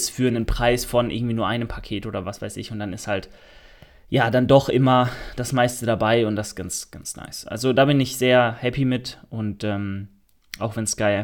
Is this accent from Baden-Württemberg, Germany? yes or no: yes; Karlsruhe, Baden-Württemberg, Germany; Ich komme aus Karlsruhe